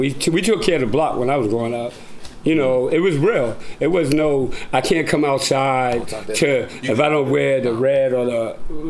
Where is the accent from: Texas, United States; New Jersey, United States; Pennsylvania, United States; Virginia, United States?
New Jersey, United States; Newark; When I was growing up in Newark